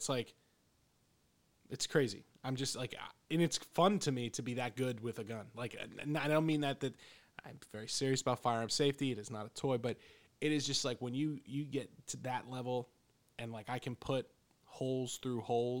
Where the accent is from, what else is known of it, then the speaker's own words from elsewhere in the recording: Pennsylvania, United States; You know, growing up in the Poconos, there's critters all over the place.